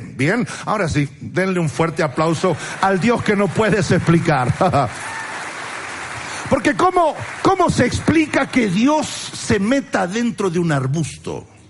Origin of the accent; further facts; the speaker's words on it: Argentina; soy argentino